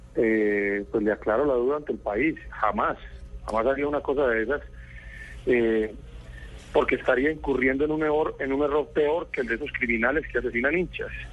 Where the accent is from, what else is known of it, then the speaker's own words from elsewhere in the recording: Colombia; perdí una cantidad de derechos que me asisten como colombiano